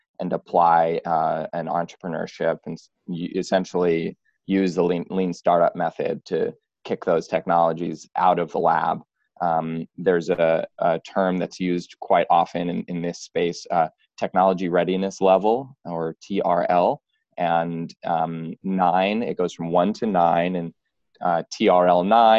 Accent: New York City, New York, United States; now in San Francisco, United States; I'm from New York and New York City, and moved to San Francisco

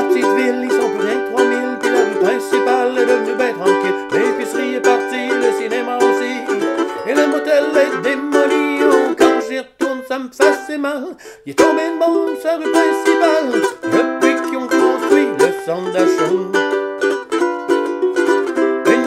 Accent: Quebec, Canada; We are Quebecer, because we are French people from Canada.

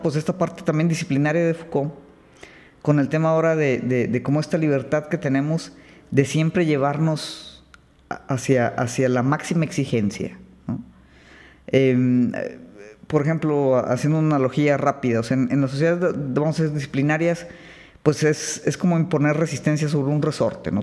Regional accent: Mexico; nosotros como mexicanos

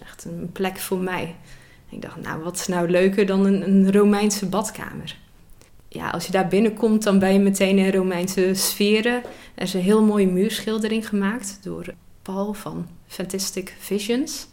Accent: Zeeland, Netherlands; ik zelf uit Zeeland kom

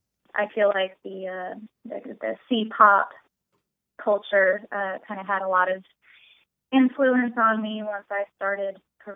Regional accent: Pacific Northwest, United States; moved away as an adult; also born or lived in China / Austin, Texas; I was raised mostly in the Pacific Northwest

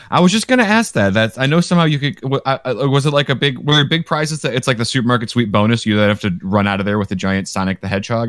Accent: Michigan, United States; I grew up in Michigan

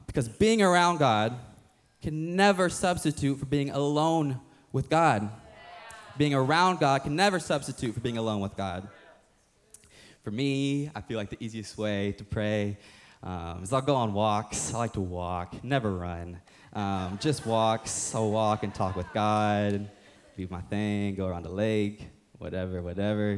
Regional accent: the Bible Belt, United States; growing up, when I was young, growing up in the Bible Belt, I was playing for this rec football team, Sharpsburg Stallions

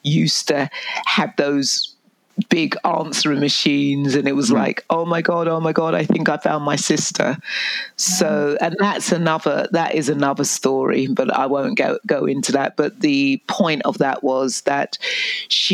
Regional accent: England, United Kingdom; moved away as an adult; now in Canada; I was born in England and I went into foster care

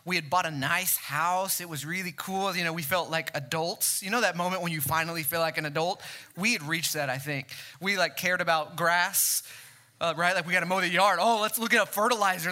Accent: Mesquite, Texas, United States; born and raised in Mesquite

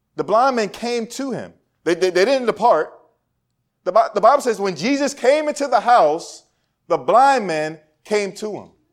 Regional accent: Woodbridge, Virginia, United States; moved away; also born or lived in Suitland, Maryland; I was from Woodbridge, Virginia, where it was predominantly white

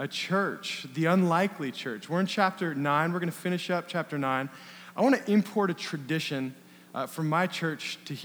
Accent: Bend, Oregon, United States; I grew up in Bend

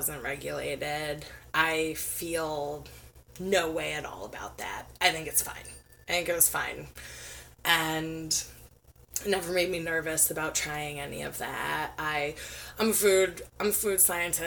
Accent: Ohio, United States; also born or lived in Oregon; now in Washington, United States; I'm from Ohio

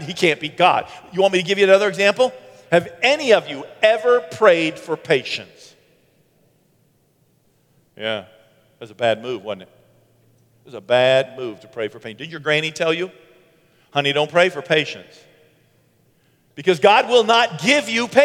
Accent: Bangor, Maine, United States; moved away; my hometown in Bangor

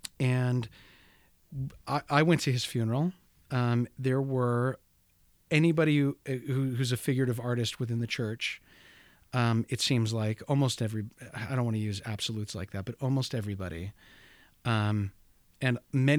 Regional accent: Bountiful, Utah, United States; here locally growing up in Bountiful, Utah, I would have never encountered.

